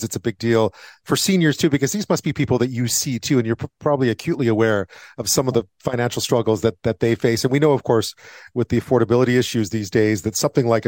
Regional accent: Quebec, Canada; when I was growing up in Quebec

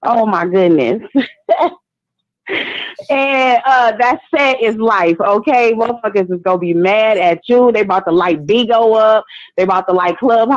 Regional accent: Michigan, United States; now in Indiana, United States; I'm in Indiana right now, but I'm from Michigan

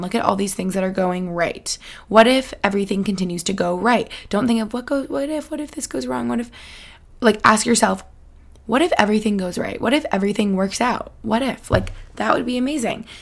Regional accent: Albany, New York, United States; moved away; I spent some time in Albany Albany, New York. Shout out my hometown where I grew up with my fam

